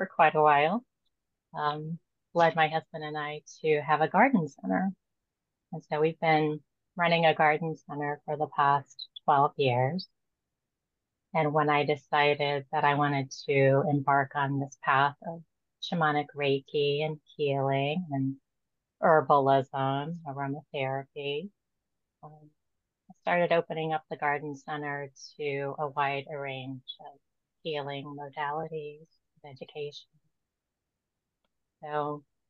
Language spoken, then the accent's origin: English; Ohio, United States; I grew up in Ohio. I've been here for 50 plus years